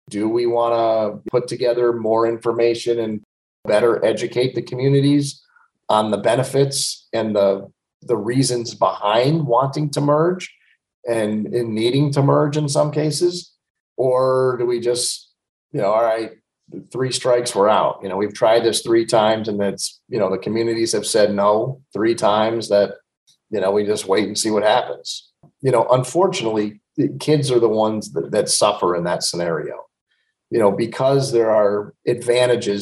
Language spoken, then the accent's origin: English; Roscoe, New York, United States; also born or lived in Livingston Manor; I've lived here my whole life. I grew up in Roscoe.